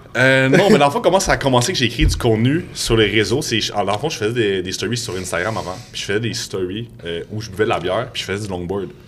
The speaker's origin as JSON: {"language": "French", "region": "Quebec", "country": "Canada", "said": "je suis, québécois"}